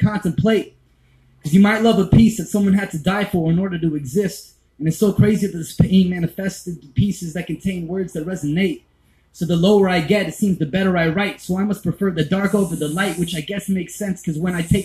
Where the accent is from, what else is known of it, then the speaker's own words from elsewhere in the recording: Mississippi, United States; I'm from Mississippi